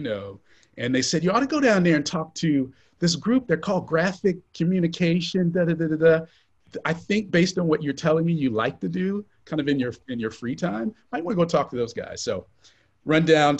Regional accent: Central Florida, United States; moved away as an adult; also born or lived in Cincinnati / Atlanta; I grew up in Central Florida, kind of in the shadows of, you know, tourism and entertainment, and of course, Disney

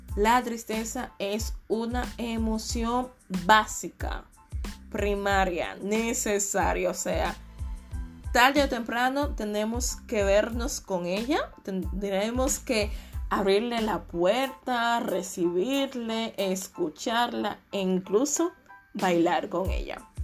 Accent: Dominican Republic; moved away; la mayoría de mis amigos, eh, viven en mi país, República Dominicana

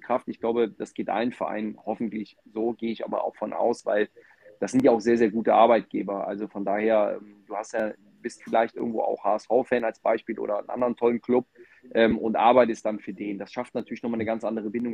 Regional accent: Mönchengladbach, North Rhine-Westphalia, Germany; ich komme aus dem Rheinland, aus Mönchengladbach, ähm, bin ganz klassisch aufgewachsen

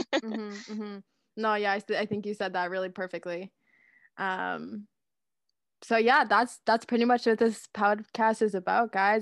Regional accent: Guelph, Ontario, Canada; I'm from Guelph, Ontario

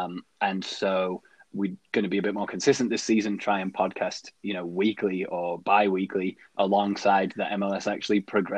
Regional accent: England, United Kingdom; now in Colorado, United States; we're both English. I live here in Colorado and in the United States

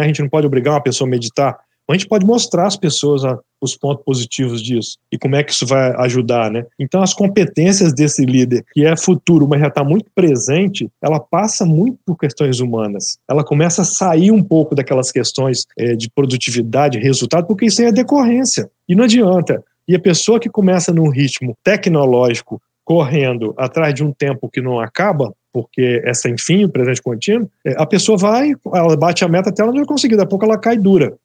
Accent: interior of Espírito Santo, Brazil; moved away; eu sou de uma cidade do interior do Espírito Santo

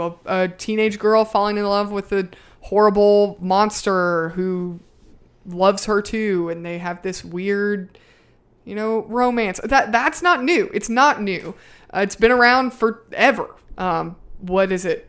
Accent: the South, United States; I'm from the South

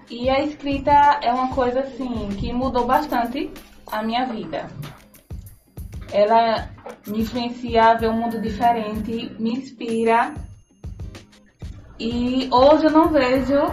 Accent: Nossa Senhora do Socorro, Sergipe, Brazil; also born or lived in Canindé de São Francisco; Então, é, meus pais moravam aqui, mas quando casaram, foram morar em Nossa Senhora do Socorro. Eu não morei a minha vida toda em Nossa Senhora do Socorro. Como meus pais se separaram, eu fui morar com meu pai em Canindé de São Francisco.

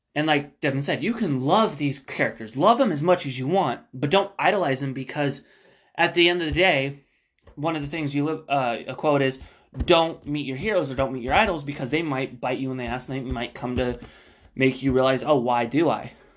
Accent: Spokane, Washington, United States; We're from Spokane, Washington

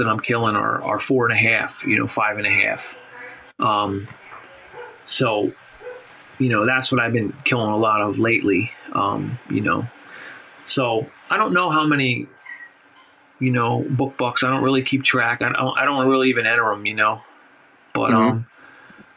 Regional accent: Hainesport, New Jersey, United States; I grew up in the Pine Barrens, you know, in our public land.

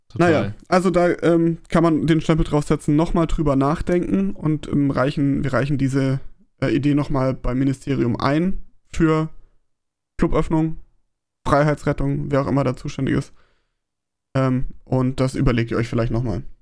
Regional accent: Baden-Württemberg, Germany; Gruß an, an mein Heimatbundesland Baden-Württemberg.

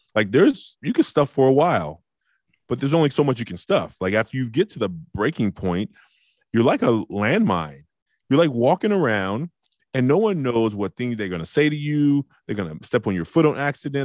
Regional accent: Oakland, California, United States; I was a hothead from Oakland

